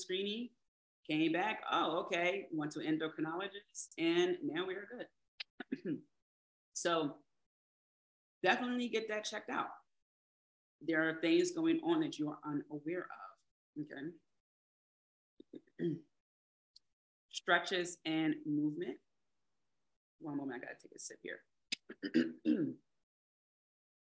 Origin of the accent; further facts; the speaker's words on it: Philadelphia, Pennsylvania, United States; I'm from Philly, so we say Jimmy, you know, say sprinkles.